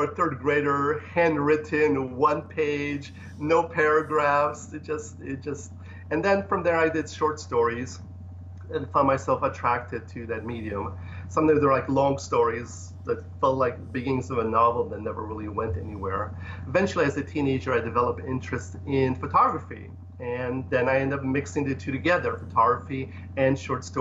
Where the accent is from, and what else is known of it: Ohio, United States; born or raised there; English is a second language; moved away as an adult; also born or lived in Poland; now in Los Angeles, United States